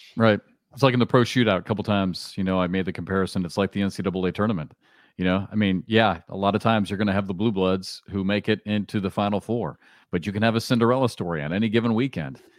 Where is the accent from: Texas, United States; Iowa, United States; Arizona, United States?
Iowa, United States; moved away as an adult; also born or lived in Kansas / Southeast US; now in Southeast, United States; I grew up in Iowa